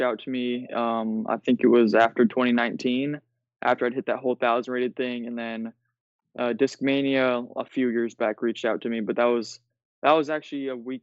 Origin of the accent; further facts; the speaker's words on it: Iowa, United States; I'm from Iowa, so it gets really cold here in the winter.